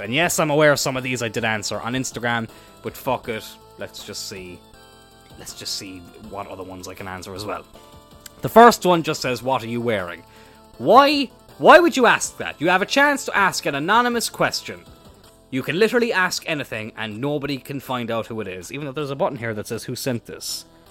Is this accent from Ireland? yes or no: yes; Ireland; I'm Irish